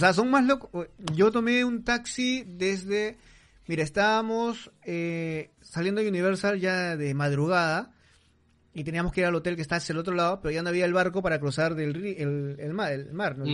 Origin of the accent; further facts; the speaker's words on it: Peru; now in Tokyo, Japan; me sentía como en mi país